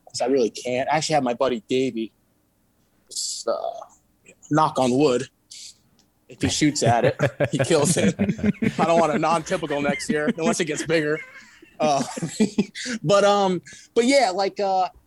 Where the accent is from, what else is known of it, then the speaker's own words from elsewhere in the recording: New York, United States; moved away; also born or lived in Brooklyn, New York / Walton, New York; originally I'm from New York